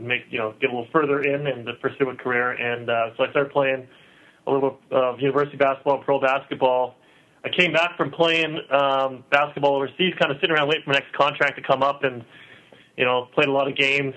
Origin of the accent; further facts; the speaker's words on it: Vancouver, British Columbia, Canada; born and raised in Vancouver